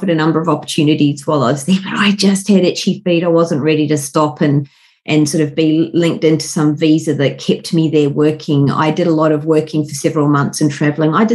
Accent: Wellington, New Zealand; moved away as an adult; also born or lived in London, United Kingdom; now in Sydney, Australia; I'm a Kiwi. Born and bred in Wellington, the mighty windy Wellington

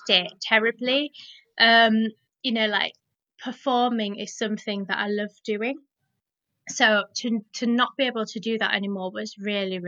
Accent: Leeds, Yorkshire and the Humber, United Kingdom; I identify with my Punjabi heritage, but I was also born and brought up in Leeds

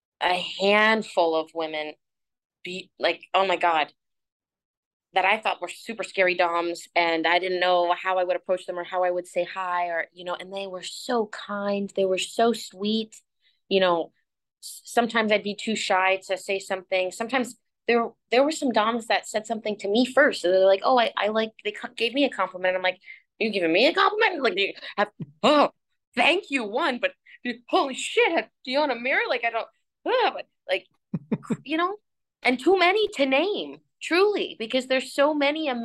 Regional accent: St. Petersburg, Florida, United States; now in South Florida, United States; St. Pete's my hometown

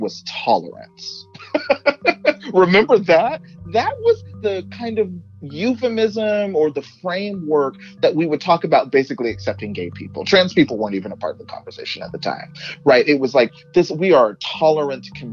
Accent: Texas, United States; moved away; where I grew up in Texas

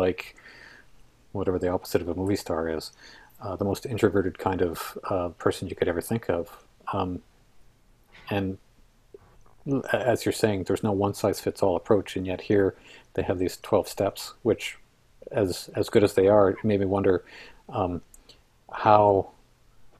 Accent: Canada; We live in Canada. We have a certain way of being Canadian

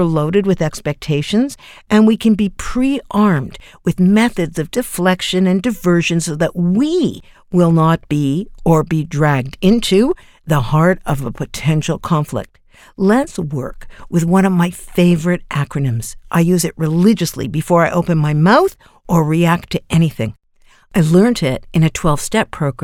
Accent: Canada; as a Canadian

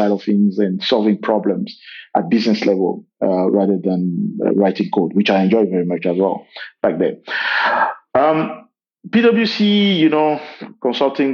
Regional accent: Benin; moved away as an adult; also born or lived in Morocco / France / New York, United States; now in Johannesburg, South Africa; I'm from Benin, in West Africa, born and raised there.

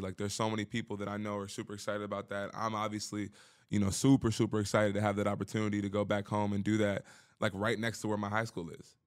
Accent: Baltimore, Maryland, United States; moved away; I'm from Baltimore

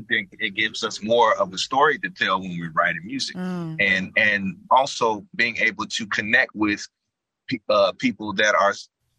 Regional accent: Chicago, Illinois, United States; But I think people should know that there's a ton of talent and gifts coming out of that area of Chicago.

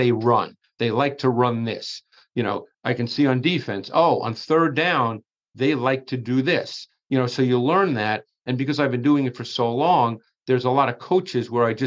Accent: New York City, New York, United States; I grew up in Queens in New York

